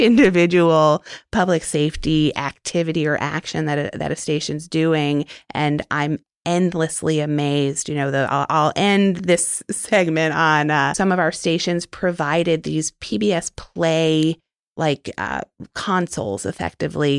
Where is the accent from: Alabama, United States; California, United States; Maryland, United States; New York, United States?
New York, United States; New York City; moved away as an adult; also born or lived in Arlington, Virginia / Washington, D.C.; I was born and raised in Manhattan